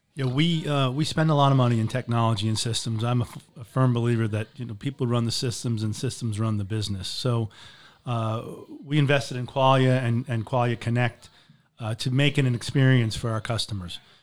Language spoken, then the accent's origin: English; Marco Island, Florida, United States; moved away as an adult; also born or lived in Boston; I grew up in Marco Island.